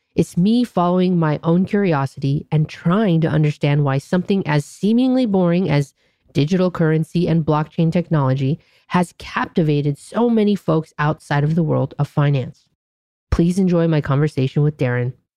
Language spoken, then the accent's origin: English; Anaheim, California, United States; I grew up in Anaheim